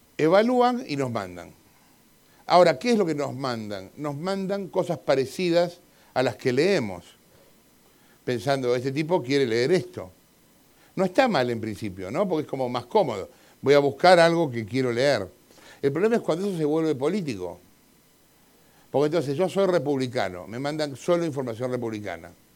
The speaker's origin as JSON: {"language": "Spanish", "country": "Argentina", "said": "como soy argentino"}